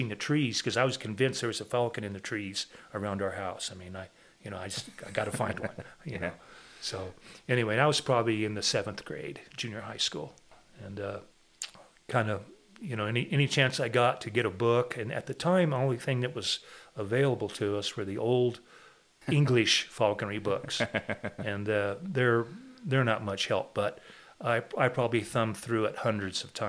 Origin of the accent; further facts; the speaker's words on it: Albuquerque, New Mexico, United States; also born or lived in Idaho / Roswell, New Mexico; I was born in Albuquerque, 1949